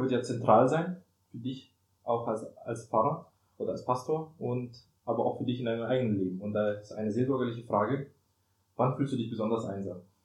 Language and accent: German; Germany; wir kommen ja aus Deutschland